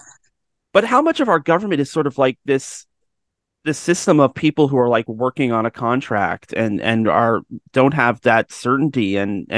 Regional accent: Ontario, Canada; I grew up in Ontario

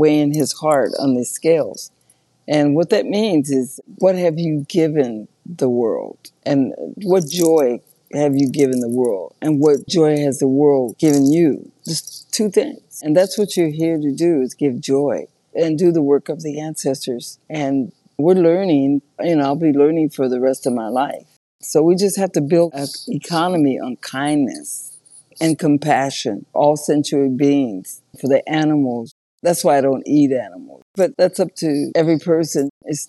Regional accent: San Diego, California, United States; San Diego.

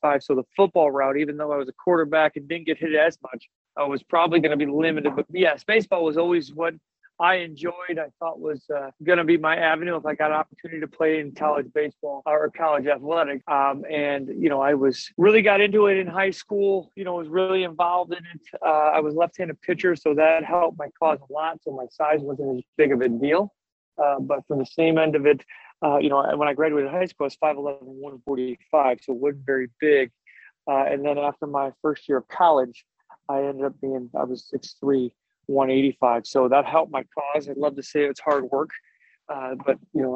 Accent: Tinley Park, Illinois, United States; moved away; I'm from Tinley Park, Illinois, which is a south suburb of Chicago

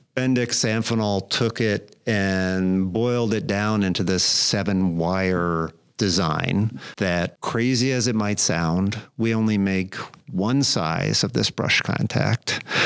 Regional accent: South Burlington, Vermont, United States; moved away as an adult; also born or lived in Virginia; now in Sidney, New York, United States; up in northern Vermont in South Burlington, Vermont

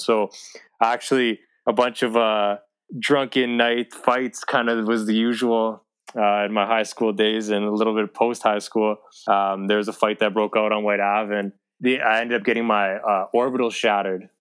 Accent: Edmonton, Alberta, Canada; born and raised Edmonton, Alberta

